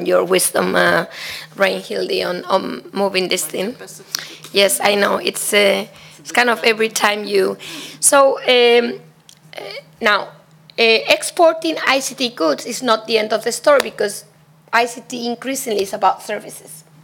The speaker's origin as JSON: {"language": "English", "country": "Spain", "said": "Spain, my home country"}